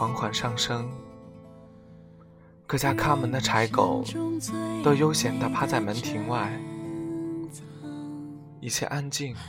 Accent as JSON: {"language": "Chinese", "region": "northern China", "country": "China", "tie": "born or raised there", "said": "我生于北方的一个普通的小县城"}